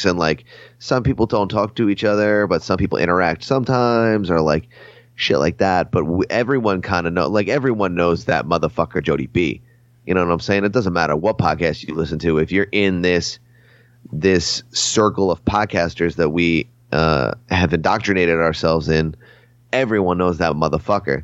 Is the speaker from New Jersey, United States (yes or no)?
yes; New Jersey, United States; I'm from Jersey